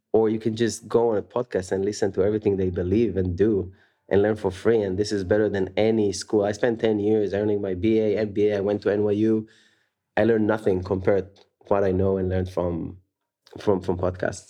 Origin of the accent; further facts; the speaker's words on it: Tel Aviv, Tel Aviv District, Israel; moved away as an adult; also born or lived in San Francisco; born and raised in Tel Aviv, Israel, where I spent half my life